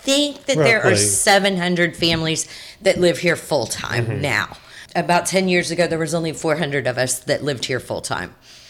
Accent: Fayetteville, Georgia, United States; now in St. George Island, United States; So, I grew up in Georgia, Fayetteville, Georgia.

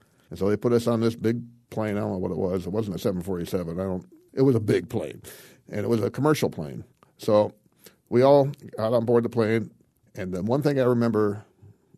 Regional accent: Dayton, Ohio, United States; also born or lived in Toledo, Ohio; the rest of my childhood growing up was growing up in the Dayton, Ohio area

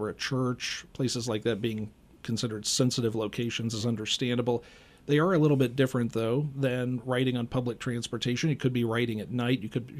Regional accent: Herrin, Illinois, United States; And this one hit close to home. In fact, my hometown.

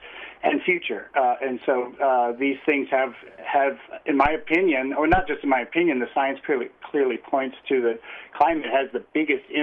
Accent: near Chicago, Midwest, Illinois, United States; now in Logan, United States; I grew up sort of in suburbia, USA, in the Midwest, near Chicago

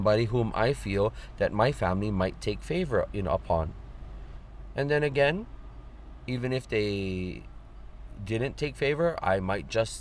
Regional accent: Honolulu, Hawaii, United States; I am from Liliha Pu'unui in Moku Kona on the island of Oahu in the valley of Nu'uanu within Kona Moku or Honolulu district.

